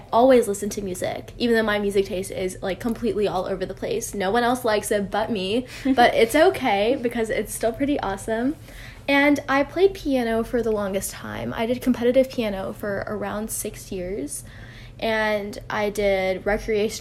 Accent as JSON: {"language": "English", "country": "United States", "tie": "born or raised there", "said": "I've always been connected to my culture, but also kind of removed in a way since I have been growing up in the US"}